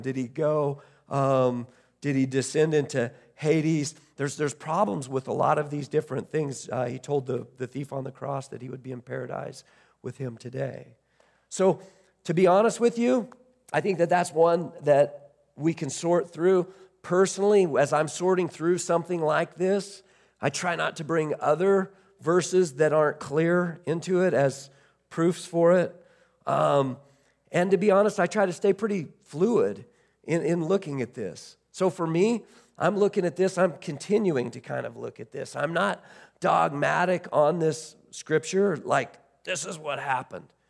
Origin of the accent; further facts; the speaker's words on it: United States; as American Christians